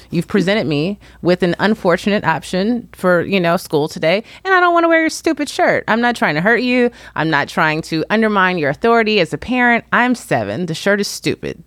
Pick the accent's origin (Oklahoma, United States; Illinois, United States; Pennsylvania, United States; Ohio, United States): Illinois, United States; Chicago; moved away as an adult; also born or lived in Washington, D.C. / New York; now in Los Angeles, United States; I live in the greater Los Angeles area, and I grew up in Chicago.